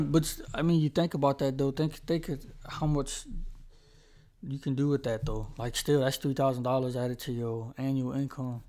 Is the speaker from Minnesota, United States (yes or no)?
no; Charlotte, North Carolina, United States; originally I'm from Charlotte